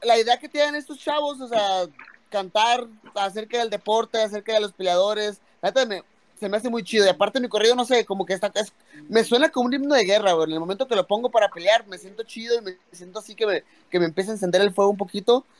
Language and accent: Spanish; Mexico; soy mexicano